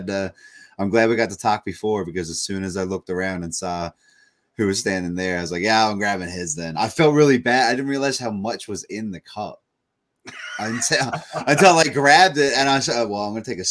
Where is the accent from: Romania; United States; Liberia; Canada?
Canada; Corner Brook, Newfoundland and Labrador; I grew up in Cornerbrook, Newfoundland